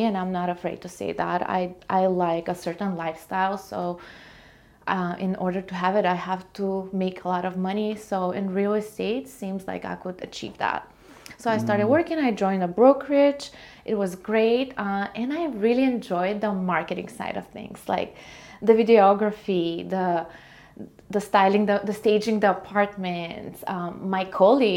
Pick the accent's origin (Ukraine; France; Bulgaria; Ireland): Bulgaria; moved away as an adult; now in United States; Originally, I'm from Bulgaria, small country in Eastern Europe. I moved here when I was 19 on a student program.